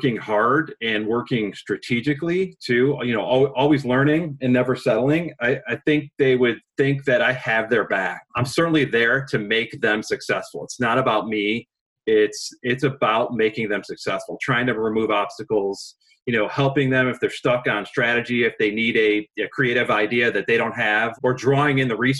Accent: Chicago, Illinois, United States; I grew up near Wrigley Field

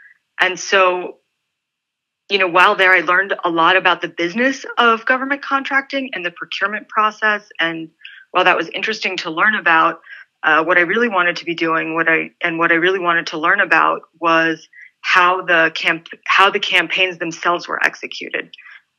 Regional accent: San Antonio, Texas, United States; born there; So I was born in San Antonio, Texas. I'm an army brat. My dad's a retired US Army colonel. I'm half Lebanese.

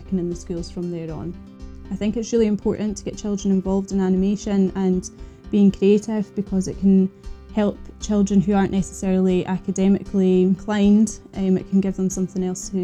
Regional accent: Innerleithen, Scotland, United Kingdom; also born or lived in Aberdeen; I'm from Innerleithen in the Scottish Borders.

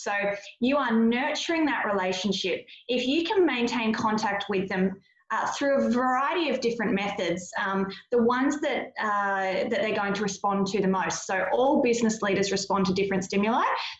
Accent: Australia; So if I had to have an overwhelming summary of our experience with it, is we're the Aussie battlers.

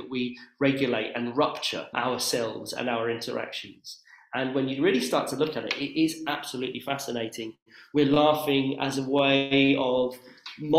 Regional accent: Oxford, South East England, United Kingdom; my hometown of Oxford

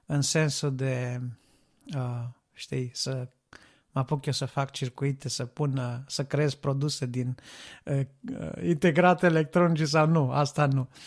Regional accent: Reșița, Caraș-Severin County, Romania; now in United Kingdom; Eu locuiesc în Marea Britanie acum, dar uh, am plecat de la Reșița, ca să spun așa, în urmă cu vreo 10 ani

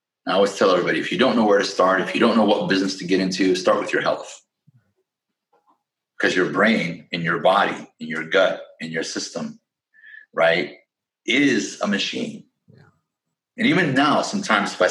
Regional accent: Peoria, Illinois, United States; moved away as an adult; also born or lived in Chicago, Illinois; now in California, United States; I'm from Peoria, Illinois, Midwest, born and raised. That's my hometown.

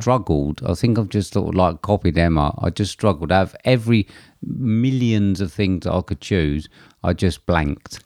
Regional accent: United Kingdom; I'm British

